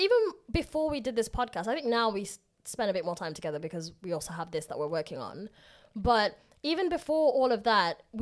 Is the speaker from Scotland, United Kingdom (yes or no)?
no; Derby, East Midlands, United Kingdom; moved away as an adult; also born or lived in Leicester; now in London, United Kingdom; I was born in London, lived here for about a year. My family moved to Leicester, and then we lived there for about 5-6 years. Then I eventually moved to Derby when I was about 7.